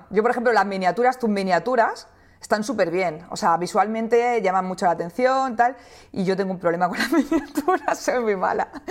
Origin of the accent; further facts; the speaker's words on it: Catalonia, Spain; accent: Andalusian; cuando se enteran al final que soy, que soy catalana, pues no, les pega porque tengo, una, tengo un acento andaluz.